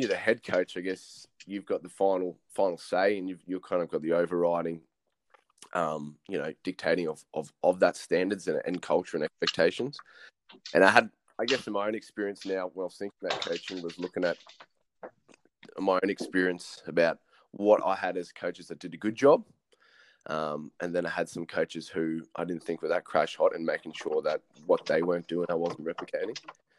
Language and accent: English; Brisbane, Queensland, Australia; moved away as an adult; now in Toowoomba, Australia; background's from Brisbane, so I moved up to Toowoomba almost 2 years ago now